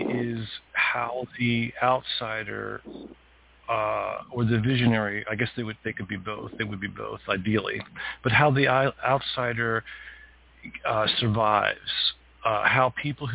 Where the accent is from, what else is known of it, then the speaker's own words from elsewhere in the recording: Lititz, Pennsylvania, United States; also born or lived in Philadelphia, Pennsylvania; my parents moved us up to Pennsylvania, Lititz, Pennsylvania, a very small town, which is where this book is based, when I was 3 years old.